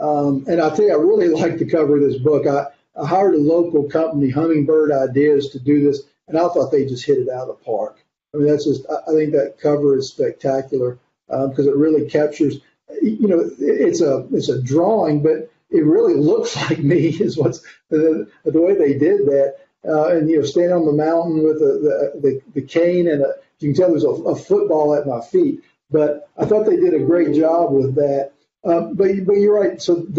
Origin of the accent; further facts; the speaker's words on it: North Carolina, United States; also born or lived in East Tennessee; now in Alabama, United States; No, I'm not. And I grew up primarily in North Carolina, but we moved a lot when I was a kid. I still call East Tennessee primarily my home